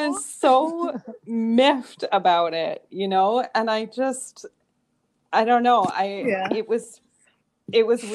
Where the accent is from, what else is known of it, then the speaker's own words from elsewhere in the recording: Canada; moved away as an adult; also born or lived in Northern California, United States; now in California, United States; I was born in Canada. I have been living in the U.S. now in California for about 8 years.